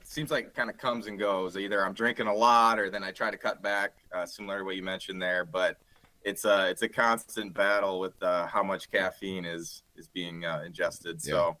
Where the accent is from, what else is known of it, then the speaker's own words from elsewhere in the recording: Grand Rapids, Michigan, United States; We're all originally from Grand Rapids, Michigan, but we met in undergrad over at the University of Michigan on the east side of our state here.